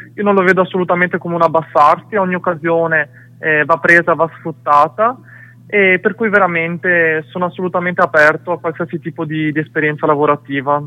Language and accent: Italian; Italy; Io sono sempre cresciuto, diciamo, nel tipico paese di provincia in Italia